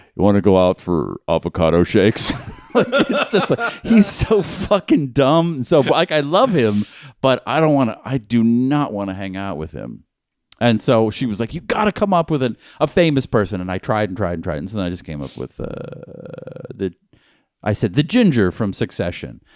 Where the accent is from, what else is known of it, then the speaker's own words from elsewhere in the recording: Newton, Massachusetts, United States; From my hometown.